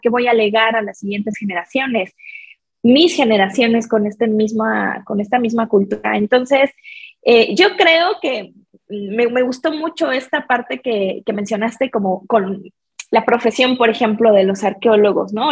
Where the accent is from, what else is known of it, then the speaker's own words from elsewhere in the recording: Mexico; mi experiencia como mexicana